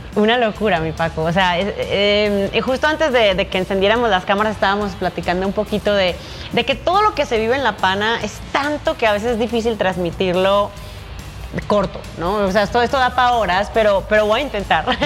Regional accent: Medellín, Antioquia, Colombia; Nací en Medellín, crecí en Medellín y comencé mi carrera profesional ahí como piloto

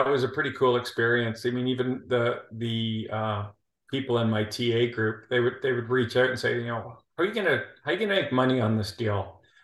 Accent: Toronto, Ontario, Canada; moved away as an adult; also born or lived in Calgary, Alberta, Canada; now in Houston, United States; I'm originally from Toronto.

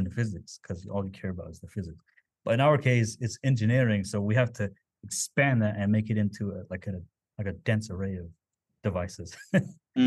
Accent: United States; first language Navajo; English is a second language; moved away; the Navajo language, my native language

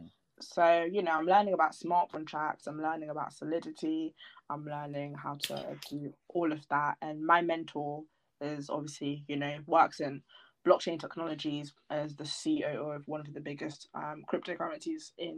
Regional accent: Milton Keynes, South East England, United Kingdom; just sitting around in my hometown, Milton Keynes

